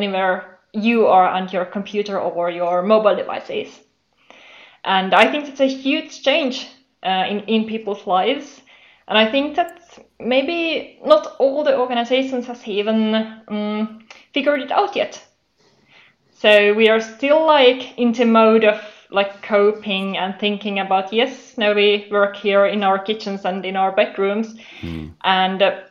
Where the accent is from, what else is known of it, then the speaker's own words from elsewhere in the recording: Finland; I'm from Finland.